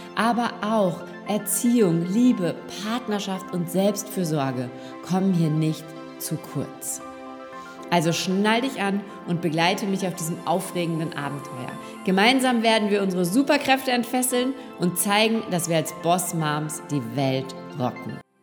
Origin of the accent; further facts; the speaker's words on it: Rhineland, Germany; now in Austria; Verheiratet mit einem Österreicher lebe ich als gebürtige Rheinländerin nun in einem Dorf in Österreich direkt an der Donau